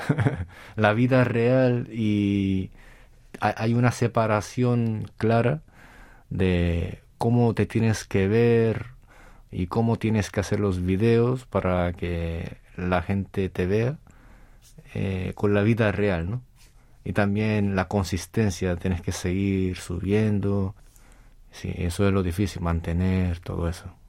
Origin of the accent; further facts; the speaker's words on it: Las Palmas de Gran Canaria, Canary Islands, Spain; moved away as an adult; now in South Korea; nací en España y me vine cuando tenía 18